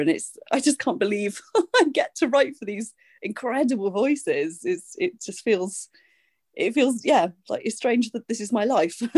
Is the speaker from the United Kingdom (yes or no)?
yes; United Kingdom; I'm a British singer, songwriter, artistic director